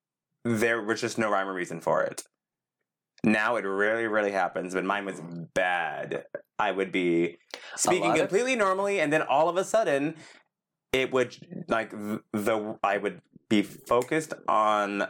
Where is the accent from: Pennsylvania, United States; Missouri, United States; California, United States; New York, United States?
California, United States; also born or lived in Texas; I've been in California since I was age 5